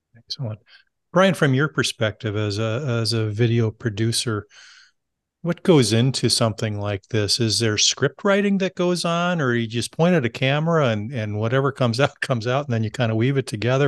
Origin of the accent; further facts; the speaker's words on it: California, United States; I grew up in California